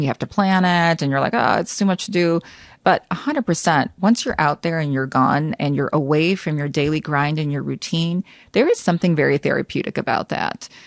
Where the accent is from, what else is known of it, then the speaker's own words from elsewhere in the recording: United States; I was born and raised in the United States